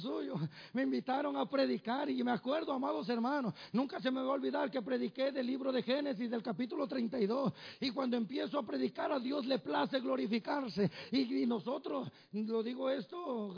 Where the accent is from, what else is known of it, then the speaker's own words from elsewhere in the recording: Tenextepango, Morelos, Mexico; moved away; allá del pueblo donde somos, que se llama Tenextepango, Morelos